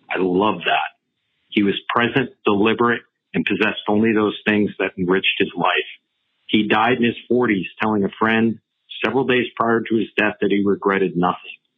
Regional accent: Concord, Massachusetts, United States; now in Petaluma, United States; I grew up near Concord, Mass

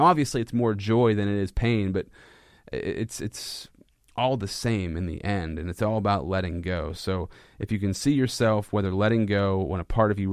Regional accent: Central Pennsylvania, United States; I'm from Central PA

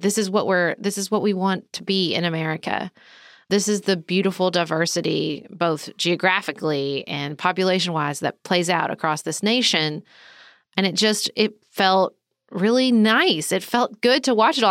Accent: United States; as an American

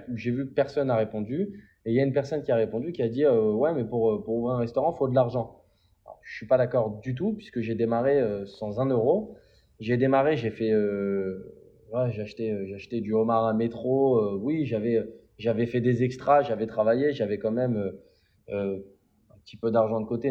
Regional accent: Paris, Île-de-France, France; also born or lived in London; j'ai grandi dans une, à, à Collet à Paris, entre Vincennes et Saint-Mandé

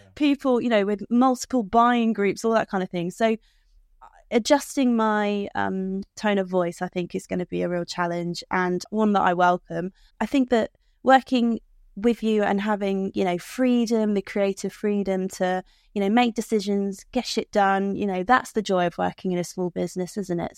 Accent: United Kingdom; I'm British.

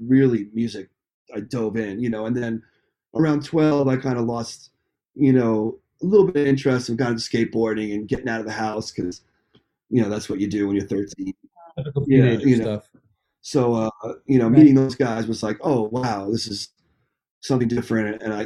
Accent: Nyack, New York, United States; growing up in Nyack

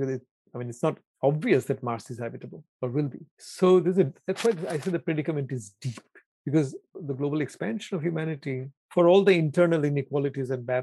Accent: Kolkata, West Bengal, India; first language Bengali; English is a second language; moved away as an adult; also born or lived in Canberra, Australia; now in United States; I was born in Calcutta. I'd grown up in Calcutta

